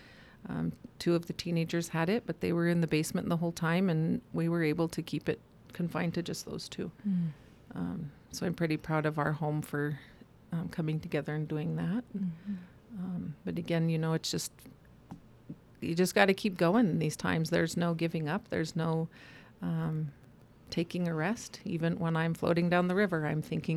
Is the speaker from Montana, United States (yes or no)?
yes; Blackfeet Nation, Montana, United States; My dad is white, my mom is Native, but I grew up on the Blackfeet Nation